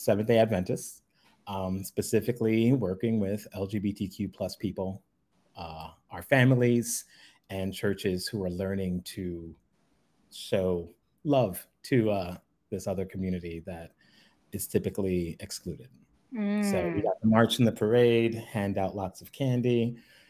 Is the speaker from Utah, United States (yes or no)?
no; New York City, New York, United States; I'm originally from New York City, Brooklyn and Queens to be exact